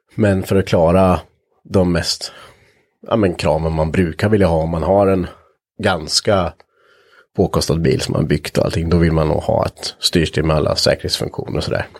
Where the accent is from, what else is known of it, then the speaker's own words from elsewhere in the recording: Östergötland, Sweden; accent: Östergötland dialect; jag tycker ju inte att jag har jättebred östgötska